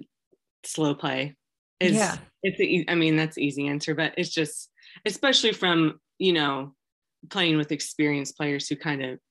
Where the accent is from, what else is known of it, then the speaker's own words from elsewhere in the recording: Wichita, Kansas, United States; I grew up in Wichita.